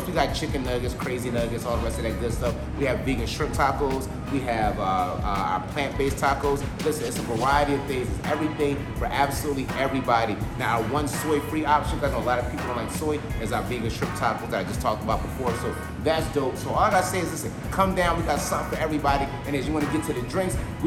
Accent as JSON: {"language": "English", "town": "Philadelphia", "region": "Pennsylvania", "country": "United States", "moved": "yes", "said": "I'm from Philly"}